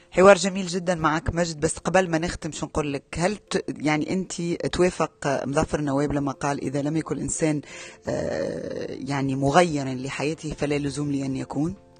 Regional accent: Tunisia; انا من تونس

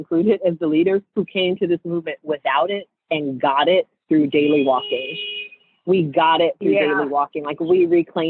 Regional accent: Seattle, Washington, United States; I grew up in Seattle

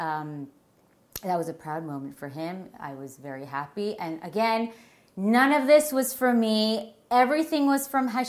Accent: Toronto, Ontario, Canada; now in Teaneck, United States; I'm from Toronto.

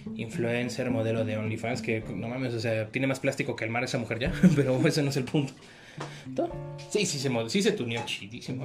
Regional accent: Mexico

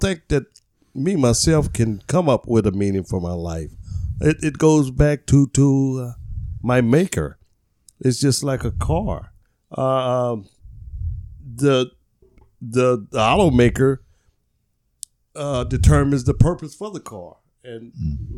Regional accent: Kansas City, Missouri, United States; moved away as an adult; now in Coon Rapids, United States; I'm from Kansas City, Missouri

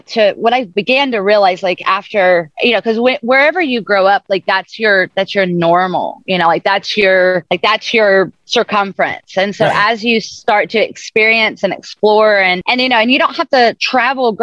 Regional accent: the South, United States; moved away; also born or lived in islands; I'm from the South. I was raised in the South, and then I've lived on islands pretty much all over the ocean

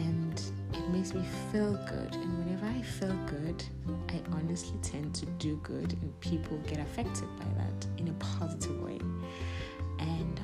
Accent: South Africa; I'm a girl from Ekasi.

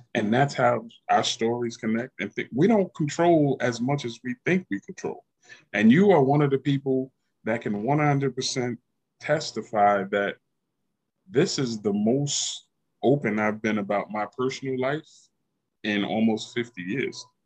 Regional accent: Yonkers, New York, United States; the city that I grew up

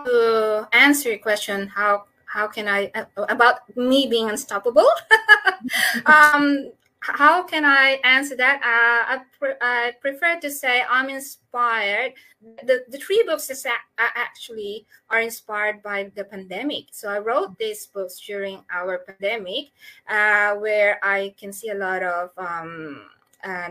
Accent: Philippines; moved away as an adult; now in Australia; So I'm a doctor from the Philippines

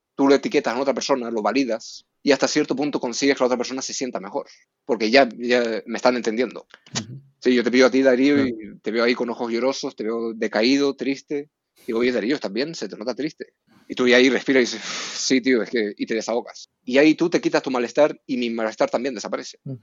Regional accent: Canary Islands, Spain; moved away as an adult; also born or lived in Norway; now in Madrid, Spain; soy noruego, pero criado en Canarias. Me mudé a Canarias cuando era pequeño

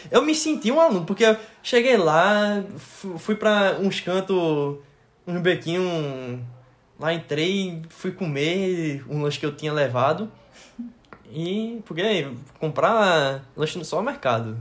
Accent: Recife, Pernambuco, Brazil; also born or lived in Latvia; eu disse que eu era de Recife

